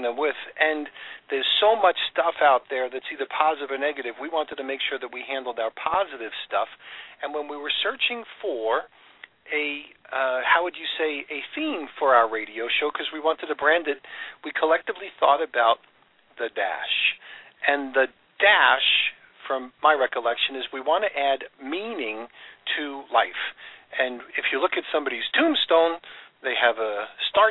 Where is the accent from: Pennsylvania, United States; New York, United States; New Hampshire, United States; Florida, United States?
New York, United States; I grew up in New York